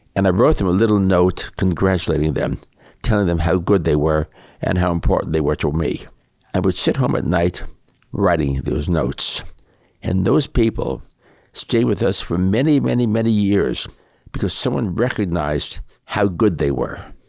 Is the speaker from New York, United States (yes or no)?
yes; New York City, New York, United States; I grew up in, uh, New York City